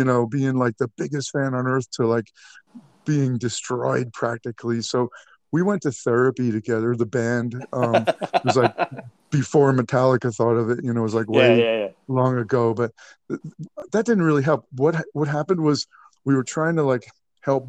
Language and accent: English; New York, United States; I'm from New York